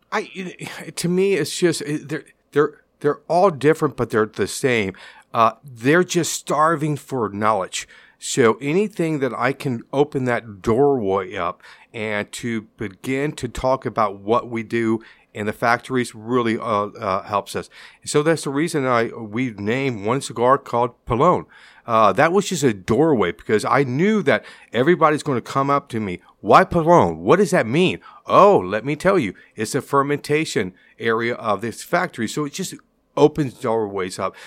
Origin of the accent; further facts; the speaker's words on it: Tampa, Florida, United States; I'm from Tampa, born and raised in Tampa, still living in Tampa